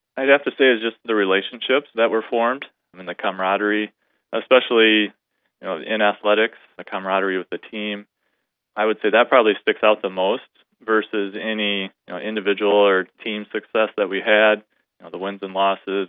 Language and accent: English; Sioux Center, Iowa, United States; I was born and raised in Sioux Center